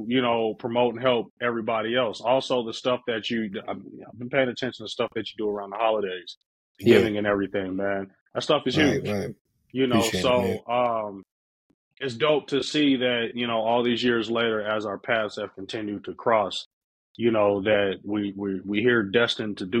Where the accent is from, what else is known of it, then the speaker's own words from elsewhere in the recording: Denver, Colorado, United States; I grew up in Montebello